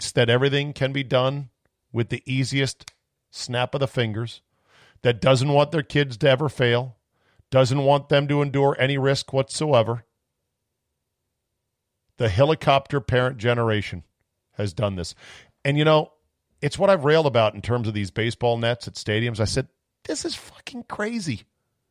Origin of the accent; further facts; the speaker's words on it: United States; as an American